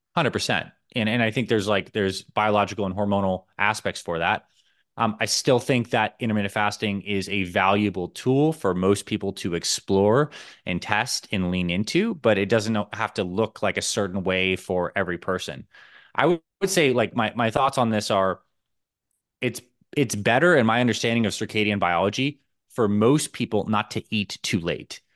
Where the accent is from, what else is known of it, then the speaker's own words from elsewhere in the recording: Syracuse, New York, United States; now in Arizona, United States; I grew up in Syracuse, New York